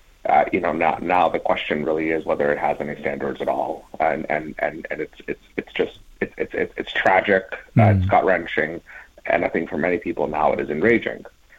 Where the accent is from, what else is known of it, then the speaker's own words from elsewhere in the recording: United States; as an American